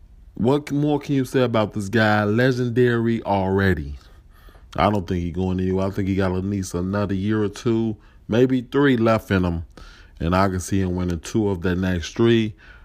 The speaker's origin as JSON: {"language": "English", "town": "Chicago", "region": "Illinois", "country": "United States", "said": "I'm from Chicago."}